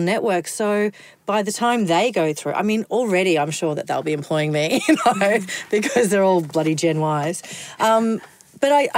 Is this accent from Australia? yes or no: yes; Kingaroy, Queensland, Australia; I am a girl from Kingaroy